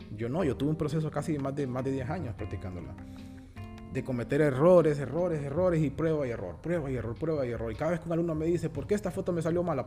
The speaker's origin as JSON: {"language": "Spanish", "country": "Honduras", "said": "como hondureños"}